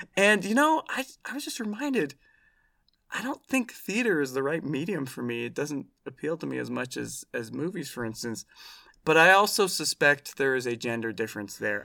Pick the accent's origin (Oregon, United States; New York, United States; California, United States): Oregon, United States; I grew up in Oregon